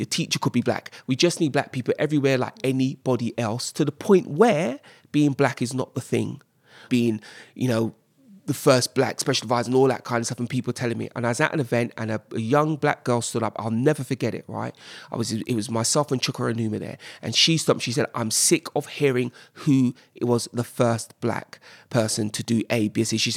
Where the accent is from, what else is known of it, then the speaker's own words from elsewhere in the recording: Jamaica; I mean, I'm Jamaican, I, I, get it